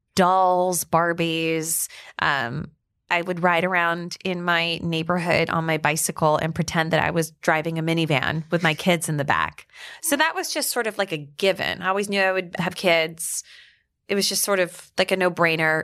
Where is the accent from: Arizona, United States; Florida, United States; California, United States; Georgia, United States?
Georgia, United States; Atlanta; also born or lived in Dallas, Texas / Alabama; now in Westchester, United States; I grew up in Atlanta, Georgia, but I also lived in Dallas, Texas, and then I went to school in Alabama, so I'm kind of like southern through and through